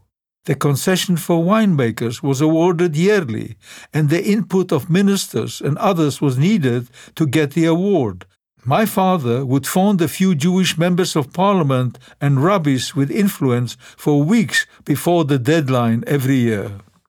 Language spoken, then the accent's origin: English; Lodz, Łódź Voivodeship, Poland; English is a second language; The first time I went back to Poland, I did not go back to my hometown of Lodz right away.